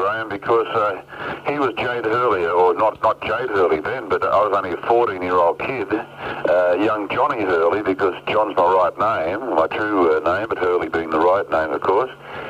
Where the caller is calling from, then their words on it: New South Wales, Australia; I'm calling from my farm up on the border of the Tweed Gold Coast.